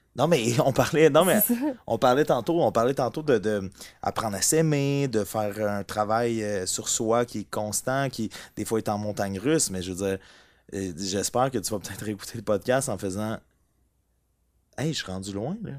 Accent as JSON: {"language": "French", "town": "Amos", "region": "Quebec", "country": "Canada", "said": "les deux, on vient d'Amos"}